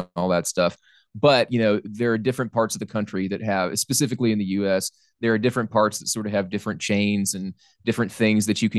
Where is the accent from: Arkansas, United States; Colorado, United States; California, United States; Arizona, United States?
Arkansas, United States; South; also born or lived in Little Rock, Arkansas / South Carolina; now in Washington, D.C., United States; I'm from South Arkansas where there's fucking nothing. And moving to South Carolina and now Washington, D.C